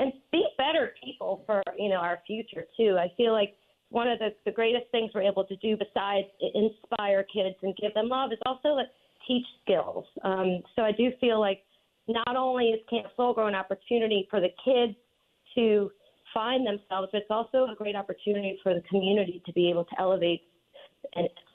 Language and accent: English; New Orleans, Louisiana, United States; moved away as an adult; also born or lived in New York City / Montauk; my hometown in New Orleans